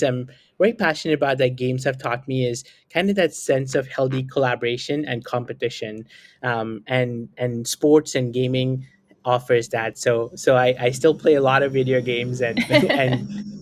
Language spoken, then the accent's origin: English; New Delhi, Delhi, India; English is a second language; I grew up in New Delhi